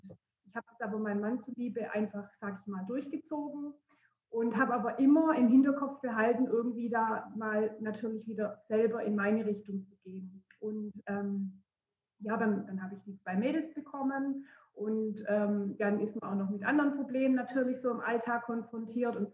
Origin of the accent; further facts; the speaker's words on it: Baden-Württemberg, Germany; Ich bin 36 Jahre alt und ich komme aus der Nähe von Heilbronn.